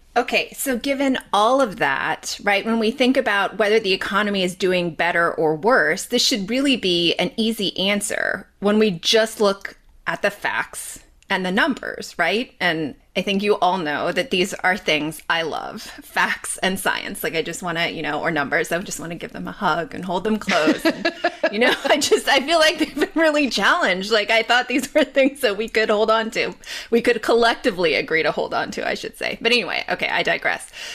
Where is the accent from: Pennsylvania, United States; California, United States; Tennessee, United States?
California, United States; Los Angeles; also born or lived in Bay Area, California; I grew up in Los Angeles